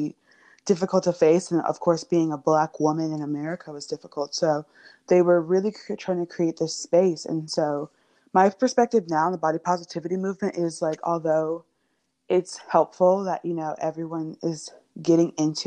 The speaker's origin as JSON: {"language": "English", "town": "Miami", "region": "Florida", "country": "United States", "said": "I'm from Miami, Florida"}